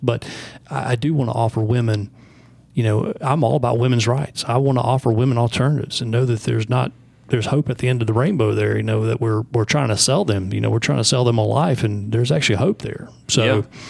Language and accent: English; the South, United States; I grew up here in the South